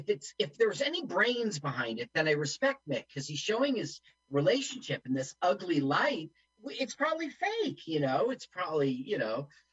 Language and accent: English; Rio de Janeiro, Brazil; I did some growing up in Rio, actually, and then I went on to return from my master's.